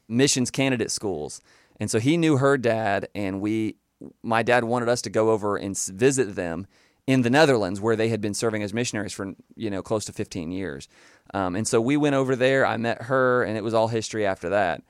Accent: Panama City, Florida, United States; I was born and raised in Panama City, Florida

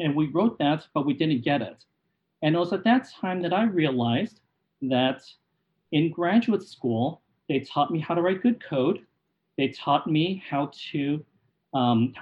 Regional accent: California, United States; also born or lived in Boston; being a Californian

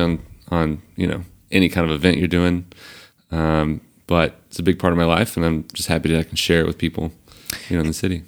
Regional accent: Central Georgia, United States; moved away as an adult; now in New York City, United States; I come from Georgia

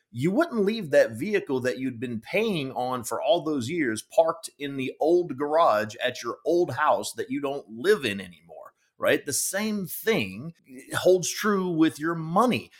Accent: Georgia, United States; moved away as an adult; now in Fort Mill, United States; I grew up in Georgia

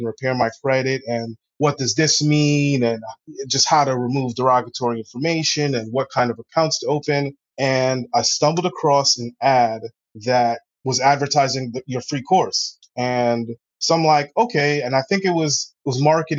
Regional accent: New York City, New York, United States; also born or lived in Springfield, Massachusetts; I grew up in Queens. I lived in Queens for pretty much most of my life

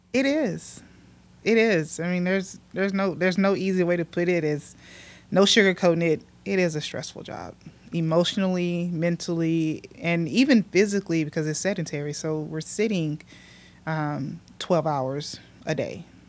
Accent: Mexia, Texas, United States; I grew up, um, born and raised in Mejia

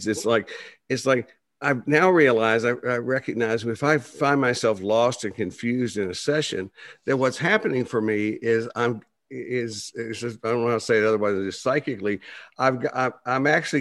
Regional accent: Plainview, Texas, United States; also born or lived in Dallas, Texas; I grew up in Plainview, Texas

